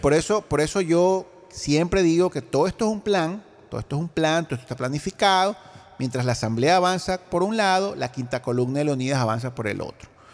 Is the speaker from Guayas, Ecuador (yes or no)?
yes; Guayaquil, Guayas, Ecuador; Yo, como ecuatoriano, como guayaquileño